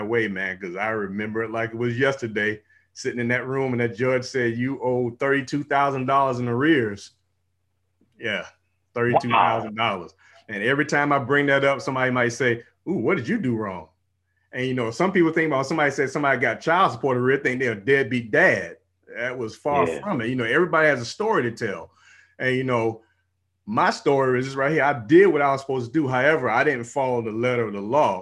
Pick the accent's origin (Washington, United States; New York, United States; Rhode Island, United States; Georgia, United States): Georgia, United States; Savannah; now in Houston, United States; I'm from out here in Houston, Texas, you know, by way of the military, almost 24 years in the military, and born and raised in Georgia, Savannah, Georgia